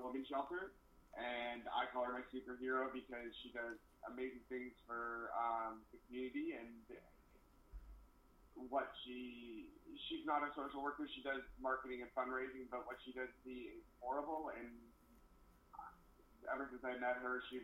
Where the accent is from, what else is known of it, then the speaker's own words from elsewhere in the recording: Canada; moved away as an adult; also born or lived in Texas; being Canadian, going down to the States